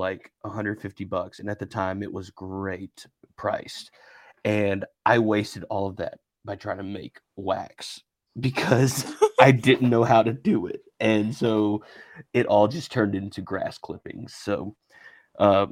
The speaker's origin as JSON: {"language": "English", "region": "Mississippi", "country": "United States", "tie": "born or raised there", "moved": "yes", "lives_now": "Louisiana, United States", "said": "I grew up in Mississippi, and shout out worst state"}